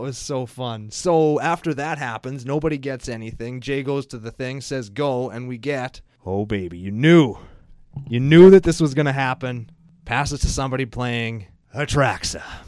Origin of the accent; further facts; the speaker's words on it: Saskatchewan, Canada; we're from Saskatchewan